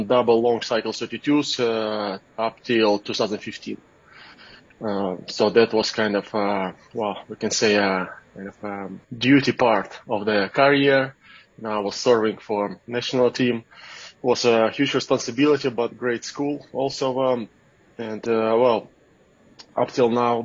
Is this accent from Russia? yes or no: yes; Russia; moved away as an adult; now in United States; I was born in Russia. I'm from Russia originally.